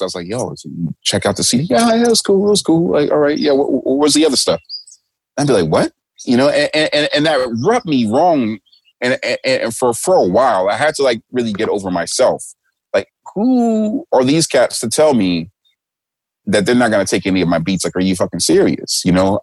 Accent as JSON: {"language": "English", "country": "United States", "moved": "as an adult", "lives_now": "Tokyo, Japan", "said": "I'm black and I'm from America"}